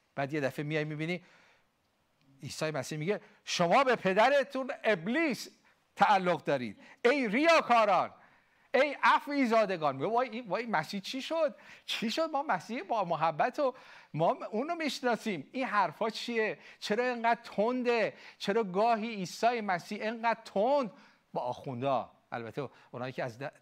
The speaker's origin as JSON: {"language": "Persian", "country": "Iran", "said": "ما ایرانی ها"}